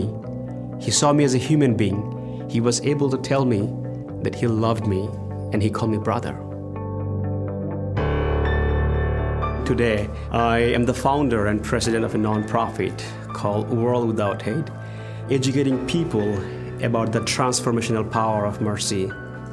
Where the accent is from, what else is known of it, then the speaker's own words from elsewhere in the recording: Bangladesh; moved away as an adult; also born or lived in Dallas, Texas; a military school in Bangladesh, I went to Dallas and loved it